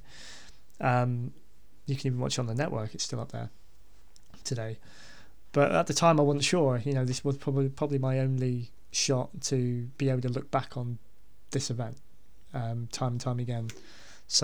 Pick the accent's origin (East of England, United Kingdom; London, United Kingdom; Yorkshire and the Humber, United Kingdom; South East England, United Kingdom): South East England, United Kingdom; Basingstoke; I grew up in Basingstoke